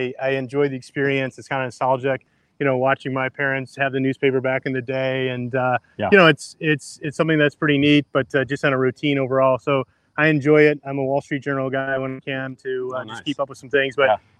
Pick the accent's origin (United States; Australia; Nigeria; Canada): Canada; guess my definition of cheese and what's real has really been tested with Matt in my life recently, being Canadian.